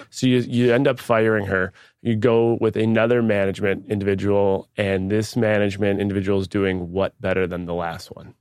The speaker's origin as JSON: {"language": "English", "town": "Buffalo", "region": "New York", "country": "United States", "tie": "born or raised there", "said": "Buffalo, New York. That's my hometown"}